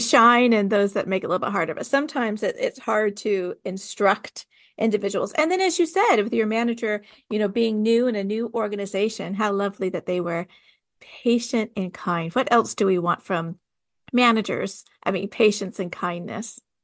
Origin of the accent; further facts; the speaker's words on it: California, United States; also born or lived in the South (US); now in the South, United States; I'm from California